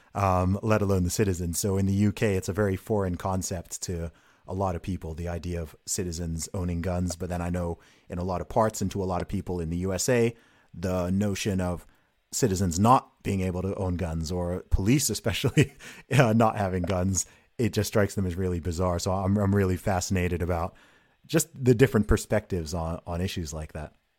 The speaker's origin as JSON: {"language": "English", "country": "United Kingdom", "said": "someone who is from and lives in the UK"}